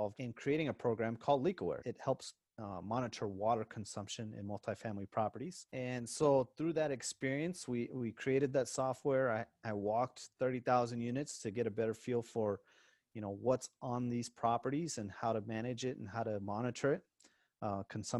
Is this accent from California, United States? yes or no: no; Arizona, United States; I grew up in Arizona and my dad was an engineer